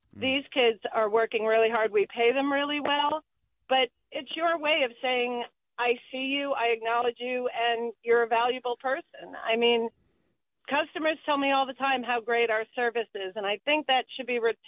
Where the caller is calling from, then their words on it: Sebastopol, California, United States; Hello. I am calling from Sebastopol.